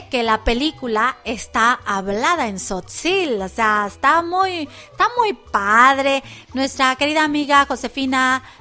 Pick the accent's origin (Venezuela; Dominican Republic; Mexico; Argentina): Mexico; De Francia y estamos muy orgullosos de él y, y como mexicanos pues tenemos que apoyar este proyecto